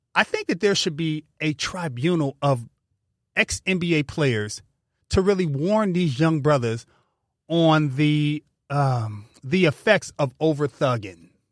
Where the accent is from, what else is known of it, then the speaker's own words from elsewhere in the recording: California, United States; we're from California